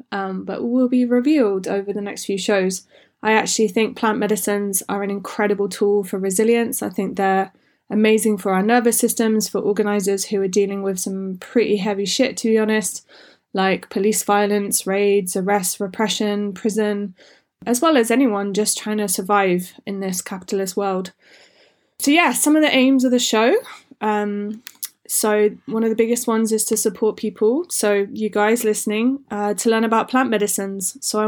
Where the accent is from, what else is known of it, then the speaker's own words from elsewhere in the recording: England, United Kingdom; also born or lived in Wales / Scotland; I grew up in England and Wales and Scotland